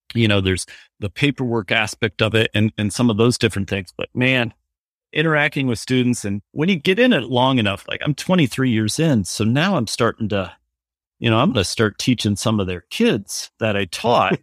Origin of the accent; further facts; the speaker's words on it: New Hampton, Iowa, United States; moved away as an adult; now in Johnston, United States; I'm originally, I was from Northeast Iowa, was from a little town called New Hampton